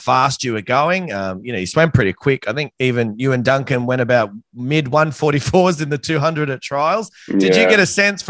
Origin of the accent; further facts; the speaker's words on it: Australia; I'm Australian